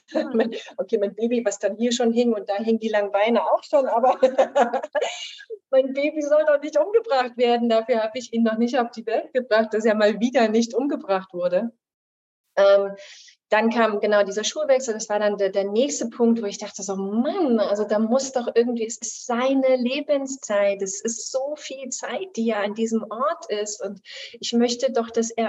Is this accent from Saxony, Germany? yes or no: yes; Chemnitz, Saxony, Germany; ich komme aus Chemnitz ursprünglich, meine Eltern leben da auch noch